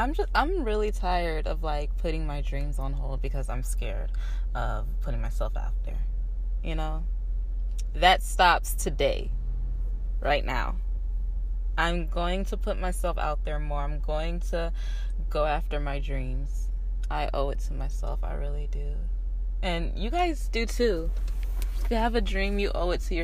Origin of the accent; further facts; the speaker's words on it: Shreveport, Louisiana, United States; moved away as an adult; now in San Antonio, United States; I'm from Shreveport, Louisiana. I moved to San Antonio, though, when I was about 19.